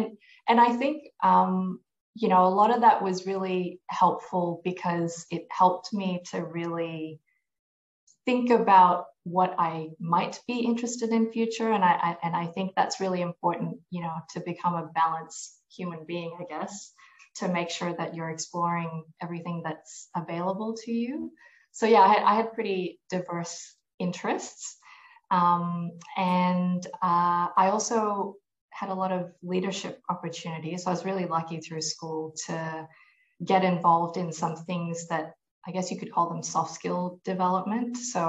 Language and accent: English; Malaysia; born there; also born or lived in United States / New Zealand; I was born in Malaysia. I grew up through a combination of the US, Malaysia, and then New Zealand.